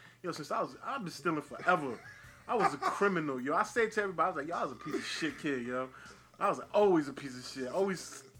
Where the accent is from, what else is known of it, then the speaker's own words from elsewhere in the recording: New Jersey, United States; I'm from Jersey